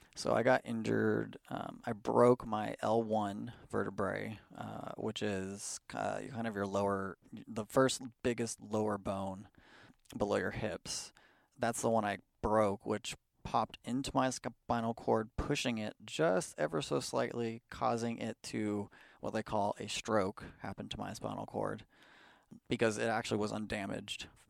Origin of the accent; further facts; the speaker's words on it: Bay Area, California, United States; also born or lived in Pleasanton, California / Livermore, California / Fremont, California; I grew up in Pleasanton, pretty much, uh, but mostly throughout the Bay Area. We moved around, uh, you know, as a young child